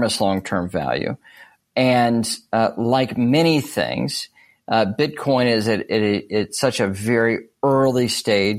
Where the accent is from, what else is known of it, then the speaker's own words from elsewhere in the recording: United States; as an American